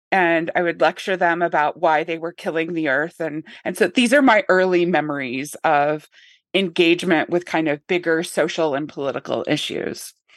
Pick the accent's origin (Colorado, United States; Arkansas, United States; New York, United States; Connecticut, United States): Arkansas, United States; Northern; I grew up in Northern Arkansas